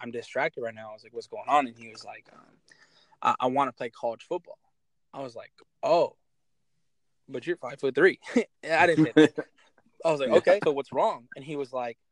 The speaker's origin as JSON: {"language": "English", "town": "Kent", "region": "Washington", "country": "United States", "tie": "born or raised there", "also_born_or_lived": "Ventura, California", "said": "And the city I'm from Kent, Washington. I was born in Ventura, California, but I grew up in Kent."}